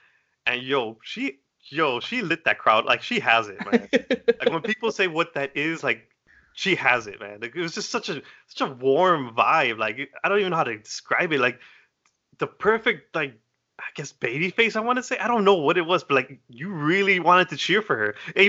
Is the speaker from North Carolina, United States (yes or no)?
no; Chicago, Illinois, United States; I'm like, I'm from Chicago. I need to see this guy.